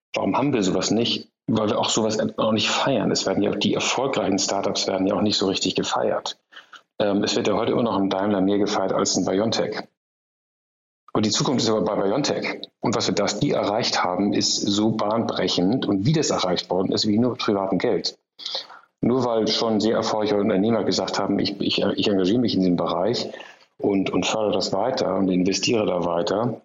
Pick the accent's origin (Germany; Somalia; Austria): Germany; wir als Deutsche